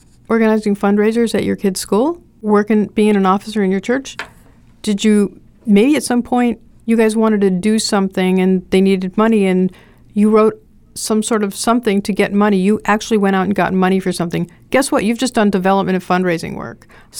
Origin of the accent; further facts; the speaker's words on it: Rhinelander, Wisconsin, United States; hi, I'm from Rhinelander.